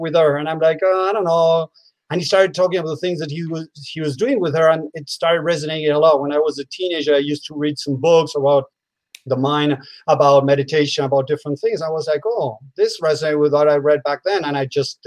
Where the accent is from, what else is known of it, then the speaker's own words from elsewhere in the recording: Argentina; moved away as an adult; also born or lived in United States; I'm from Argentina, but I lived in the state many years. Now I'm back in Argentina.